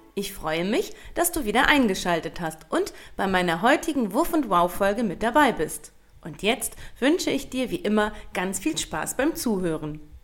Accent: Germany; also born or lived in North Rhine-Westphalia; bei uns in Deutschland

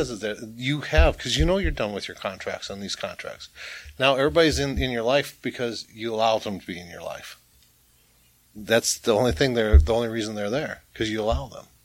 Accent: Boston, Massachusetts, United States; I'm from Boston, Massachusetts.

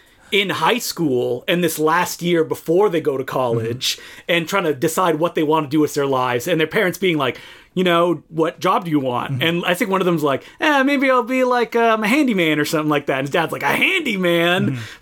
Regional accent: Ottawa, Ontario, Canada; moved away as an adult; now in Toronto, Canada; I didn't grow up here. I grew up in Orleans, which is like part of Ottawa, but not really Ottawa.

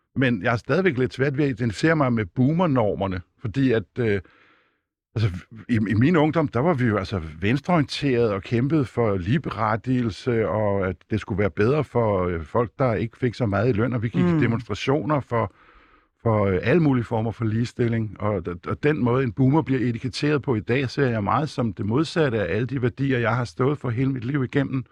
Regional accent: Denmark; jeg blev født her i Danmark, af hvide forældre

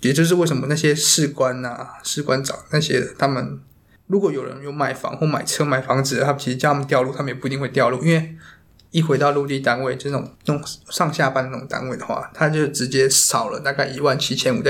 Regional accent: Taiwan; 我们台湾算是一个两千三百万人嘛，

